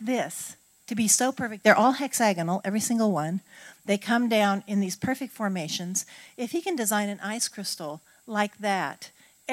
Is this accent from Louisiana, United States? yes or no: no; Oregon, United States; now in Southern United States; I grew up on the West Coast